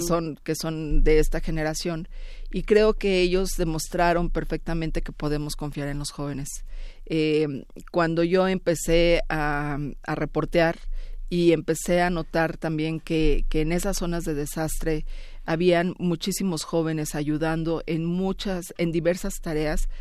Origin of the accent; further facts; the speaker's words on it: Mexico; como mexicana